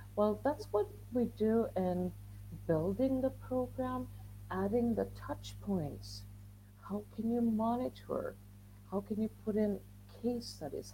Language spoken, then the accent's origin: English; Sweden; moved away as an adult; now in Spain; I'm I'm from Sweden